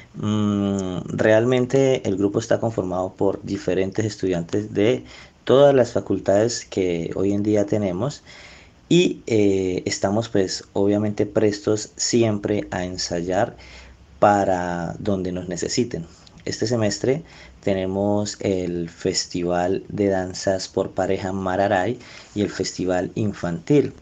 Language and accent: Spanish; Colombia; lo que nosotros somos como colombianos